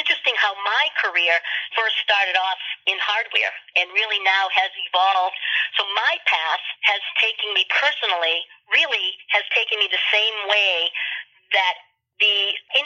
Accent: East Coast, United States; also born or lived in Sharon, Massachusetts; I come from the East Coast, and I reside in Sharon, Massachusetts

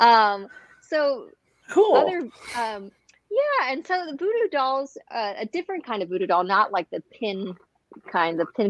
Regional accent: New Orleans, Louisiana, United States; moved away as an adult; also born or lived in New York City / San Diego / China; now in Arizona, United States; I was raised in New Orleans, Louisiana

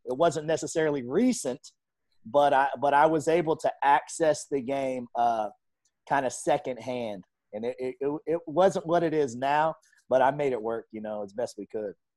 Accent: Tulsa, Oklahoma, United States; I grew up in North Tulsa

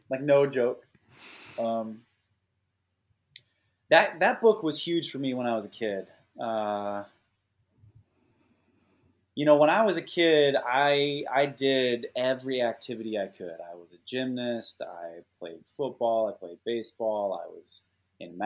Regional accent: Minnesota, United States; moved away as an adult; now in Silicon Valley, United States; I did feel kind of landlocked mentally and physically growing up in Minnesota

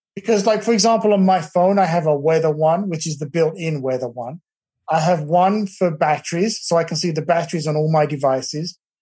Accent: England, United Kingdom; now in Texas, United States; my family back in England

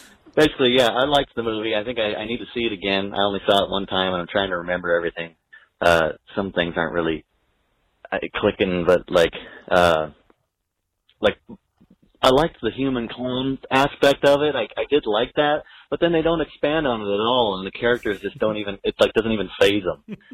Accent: Seattle, Washington, United States; I'm from the Northwest Seattle area

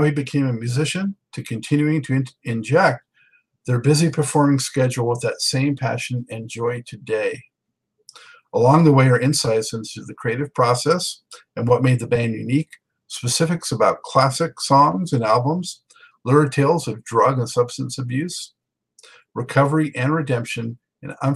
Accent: Los Angeles, California, United States; now in Charlotte, United States; I was born and raised in Los Angeles. I'm in Charlotte now

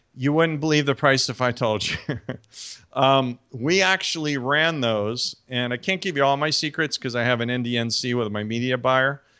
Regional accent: New York City, New York, United States; moved away; my hometown area of, like, New York City

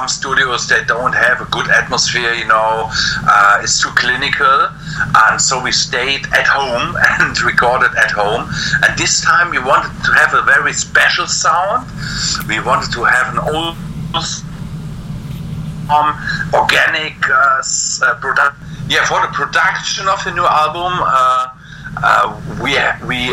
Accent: Germany; we in Germany

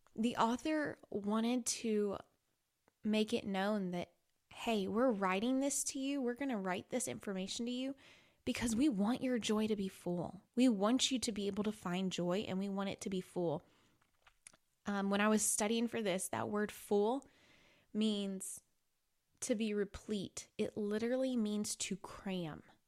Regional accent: Illinois, United States; I grew up in Illinois

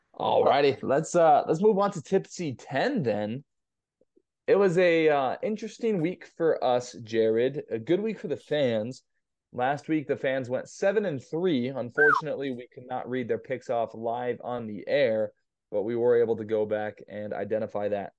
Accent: Southern California, United States; I grew up in Southern California

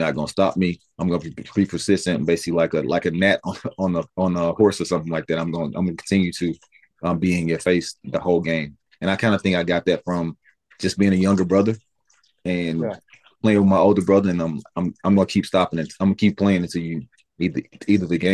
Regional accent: Alabama, United States; moved away as an adult; growing up in Alabama

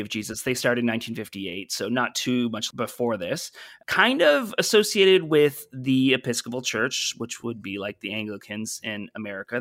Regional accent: Brockville, Ontario, Canada; moved away; my hometown is a place called Brockville, Ontario

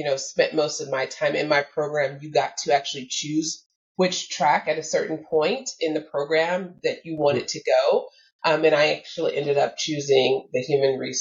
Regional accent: Detroit, Michigan, United States; I was raised in Detroit, Michigan, and the suburbs of Detroit, Michigan, within the United States

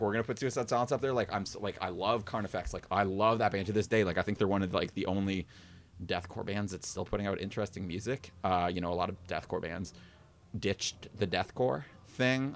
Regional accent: Kitchener, Ontario, Canada; moved away as an adult; now in Toronto, Canada; I grew up in Kitchener. I moved to Toronto, like, out by Humber five, five or six years ago

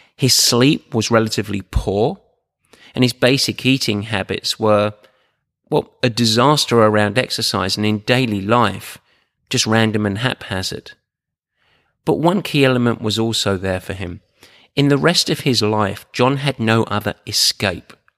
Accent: Essex, East of England, United Kingdom; I'm from Essex, like, and I was born with no silver spoon in my mouth. I was born on the market.

